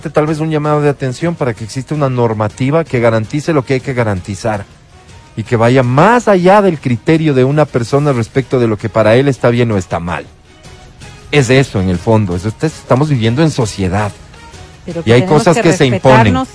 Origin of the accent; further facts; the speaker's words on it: Quito, Pichincha, Ecuador; cómo nosotros los quiteños no, no, no debemos sentirnos no orgullosos de lo que somos, de donde venimos